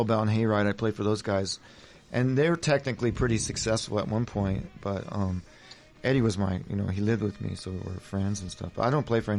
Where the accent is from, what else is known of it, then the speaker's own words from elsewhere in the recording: Venice, California, United States; because I come from Venice area, so we're rock and roll up here